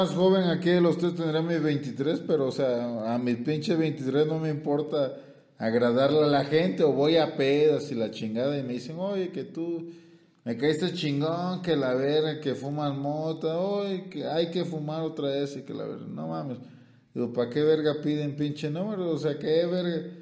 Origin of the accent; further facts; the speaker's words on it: Guerrero, Mexico; pues soy el costeño, lo